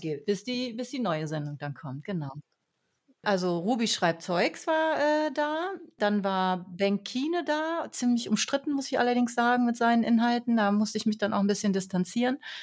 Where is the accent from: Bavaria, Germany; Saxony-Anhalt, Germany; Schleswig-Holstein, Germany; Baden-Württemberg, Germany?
Saxony-Anhalt, Germany; Harz; ich komme ja aus dem Harz